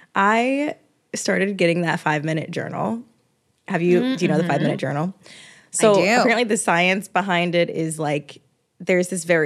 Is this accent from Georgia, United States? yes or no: yes; Georgia, United States; now in New York, United States; Like I don't have a lot of my close relationships here in New York. Like I'm from Georgia.